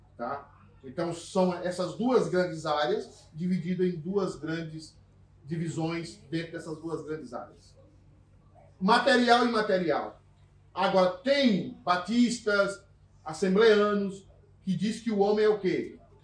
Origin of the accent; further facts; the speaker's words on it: Northeast Region, Brazil; accent: nordestino; moved away; Agora eu falei como nordestino